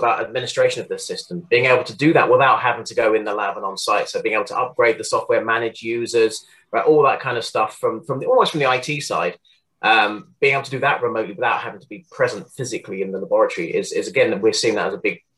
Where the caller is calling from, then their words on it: South West England, United Kingdom; I live in the southwest of the UK, just kind of southwest of Bristol, anyway, just near Weston-super-Mare, for those who might know, down in Somerset.